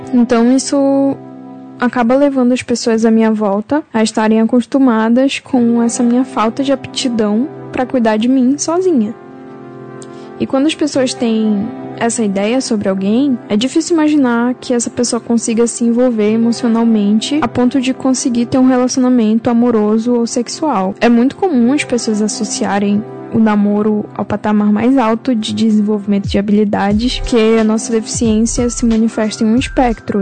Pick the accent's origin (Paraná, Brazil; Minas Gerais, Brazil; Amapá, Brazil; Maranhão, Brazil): Amapá, Brazil; moved away as an adult; also born or lived in Belém, Pará; now in São Paulo, Brazil; nasci em Belém do Pará, mas eu morei a vida toda no, no Amapá. Agora eu tô morando em São Paulo